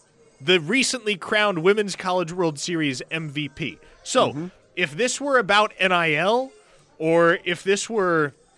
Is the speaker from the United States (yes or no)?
yes; Nebraska, United States; moved away; I'm from Nebraska, too.